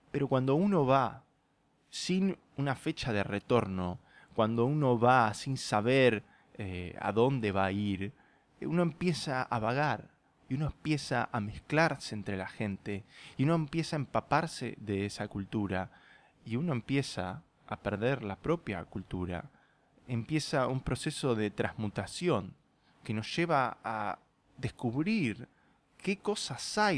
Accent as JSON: {"language": "Spanish", "town": "Puerto Madryn", "region": "Chubut", "country": "Argentina", "said": "de la misma forma en que nunca sentí que pertenecí a Puerto Madryn. No me malinterpreten, eh, adoro mi tierra y he conocido muchas de las mejores personas de mi vida en este país"}